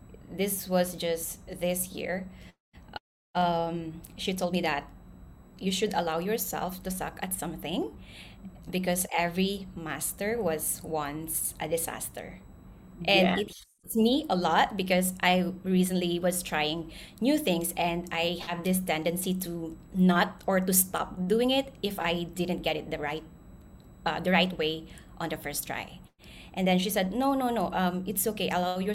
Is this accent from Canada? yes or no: no; Philippines; now in Singapore; I was born and raised in the Philippines, and I grew up in a low-income household